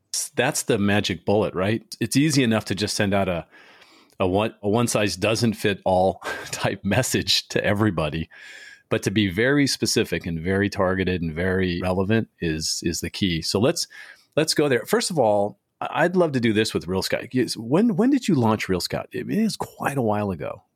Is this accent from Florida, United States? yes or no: no; San Diego, California, United States; moved away as an adult; I grew up in San Diego for, I was there for almost forty years